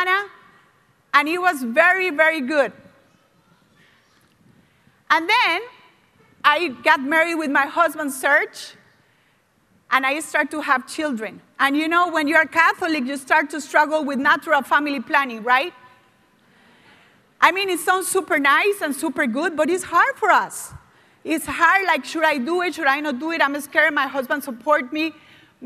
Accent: Costa Rica; English is a second language; moved away; I was from Costa Rica and I was the youngest of 7 kids.

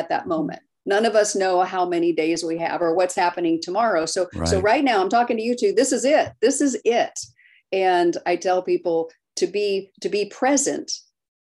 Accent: Maryland, United States; moved away; But I grew up in Maryland

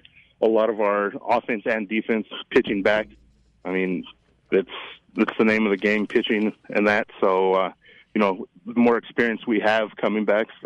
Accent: Saguache, Colorado, United States; now in Fort Collins, United States; I grew up down in southern Colorado in a town called Sawatch.

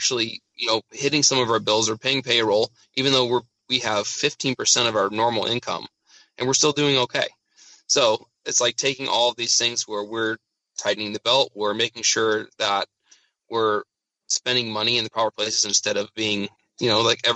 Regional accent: Spokane, Washington, United States; also born or lived in Seattle; So I grew up in Spokane. This is Yeah, and I've pretty much lived here my whole life

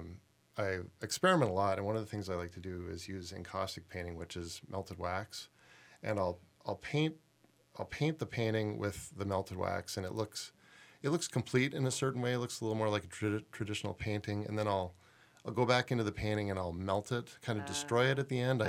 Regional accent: Toronto, Ontario, Canada; moved away as an adult; now in Minnesota, United States; I grew up in Toronto

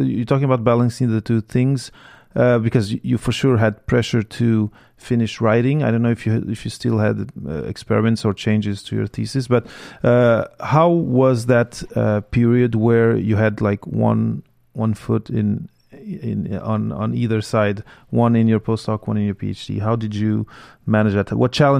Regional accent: Portugal; first language French; English is a second language; also born or lived in Belgium; I was born in Belgium of Portuguese parents. Spoke French first, then we came back to Portugal, learned Portuguese, eventually learned English

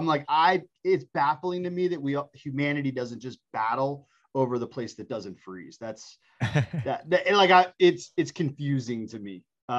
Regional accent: Tampa, Florida, United States; also born or lived in Delaware / Virginia / Cleveland, Ohio; So I was born in Delaware, which I don't know anything about. And then we went to Virginia. And then my young childhood was mostly in Cleveland, Ohio. And then in fourth grade, we moved to Tampa, Florida.

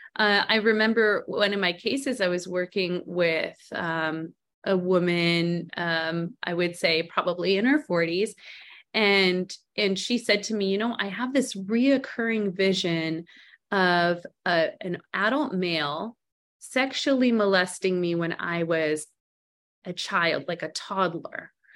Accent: Montreal, Quebec, Canada; also born or lived in Arizona, United States; now in Scottsdale, United States; I was born and raised in Canada

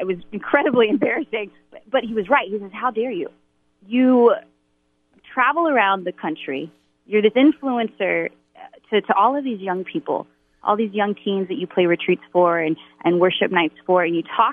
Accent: Baton Rouge, Louisiana, United States; I grew up in Baton Rouge, Louisiana.

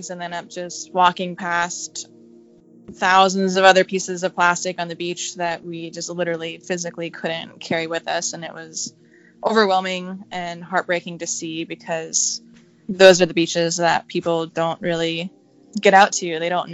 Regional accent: Maine, United States; moved away as an adult; also born or lived in St. Petersburg, Florida / Seattle; I am originally from Maine, and so I grew up kind of like in the outdoors

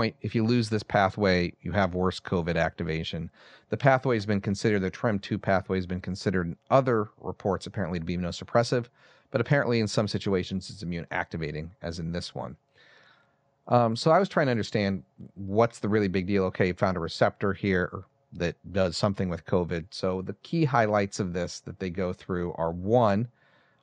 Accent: West Coast of the United States, United States; moved away; I'm from the West Coast originally

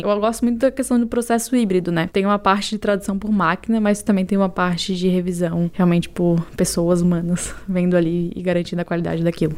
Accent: Florianópolis, Santa Catarina, Brazil; Eu sou uma manezinha da ilha, então nasci e cresci aqui em Florianópolis.

